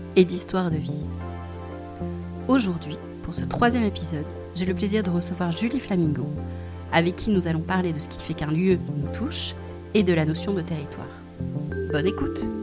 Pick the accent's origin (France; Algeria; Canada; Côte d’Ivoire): France; Bordeaux, Nouvelle-Aquitaine; J'habite Bordeaux, enfin, à côté de Bordeaux et, et je suis bordelaise, née à Bordeaux